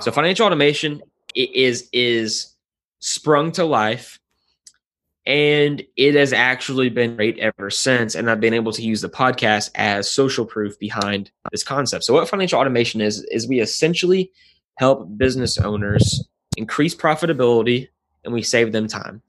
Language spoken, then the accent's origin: English; Nashville, Tennessee, United States; I was born and raised in Nashville, Tennessee